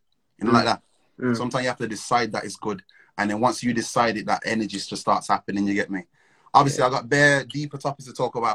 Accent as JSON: {"language": "English", "town": "Wolverhampton", "region": "West Midlands", "country": "United Kingdom", "moved": "yes", "lives_now": "London, United Kingdom"}